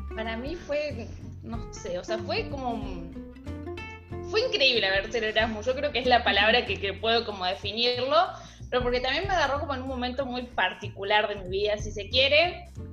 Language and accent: Spanish; Argentina; yo también soy argentina